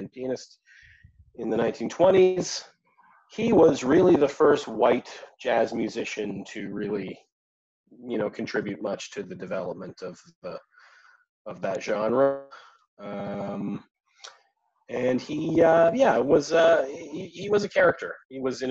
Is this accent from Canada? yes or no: yes; Canada; I'm a Canadian cartoonist.